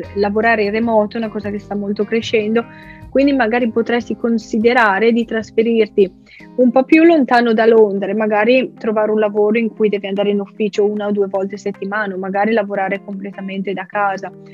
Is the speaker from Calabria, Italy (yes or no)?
no; Soresina, Lombardy, Italy; moved away as an adult; now in Brighton, United Kingdom; sono originaria di Soresina, che è un piccolissimo paese in Lombardia